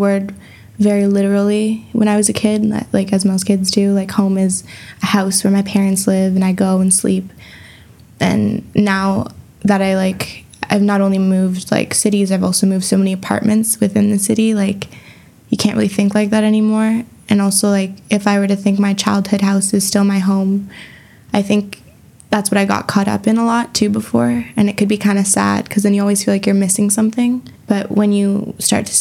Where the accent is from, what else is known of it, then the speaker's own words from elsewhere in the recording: Brampton, Ontario, Canada; also born or lived in Montreal; now in Ottawa, Canada; I was born in Montreal and lived there for 3 years, but I grew up in Brampton and I stayed there until I was 18